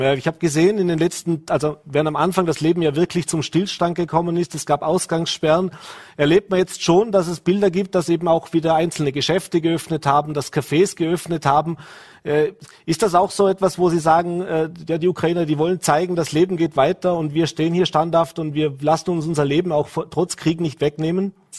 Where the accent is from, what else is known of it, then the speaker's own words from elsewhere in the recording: Austria; hier bei uns in Österreich